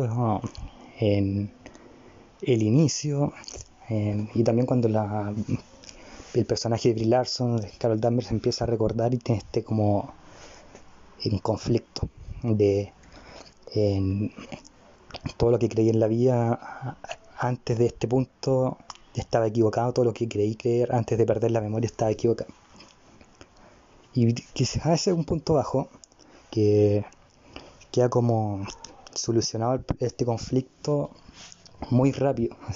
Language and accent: Spanish; Chile; Y además, si lo vemos como con lógica, soy chileno, estoy vivo en Chile, viví esa época en Chile.